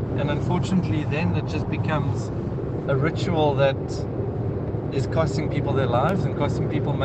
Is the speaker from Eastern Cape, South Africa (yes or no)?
yes; Eastern Cape, South Africa; now in Cape Town, South Africa; It's … from Cape Town here. I just want to say, I grew up in the Eastern Cape. I went to school 2000s